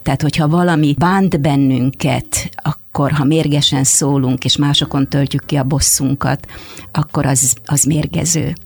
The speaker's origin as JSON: {"language": "Hungarian", "country": "Hungary", "tie": "born or raised there", "first_language": "Hungarian", "moved": "as an adult", "lives_now": "Canada", "said": "mikor ide születtem erre a földre, és ez az, amin én megtanultam beszélni"}